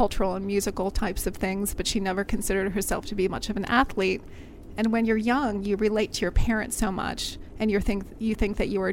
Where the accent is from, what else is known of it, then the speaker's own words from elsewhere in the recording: Brookville, Maryland, United States; From a town called Brookville, Maryland, out near Olney, Maryland.